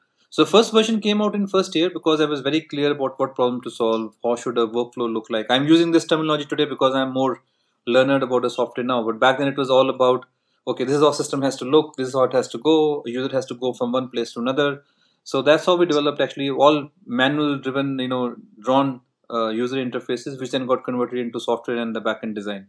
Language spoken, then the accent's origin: English; North India, India; In fact, I'm from North India.